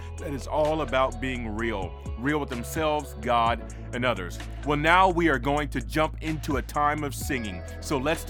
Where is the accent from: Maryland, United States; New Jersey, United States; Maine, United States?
Maryland, United States; Baltimore; I'm from the East Coast. I'm an East Coast brother from Baltimore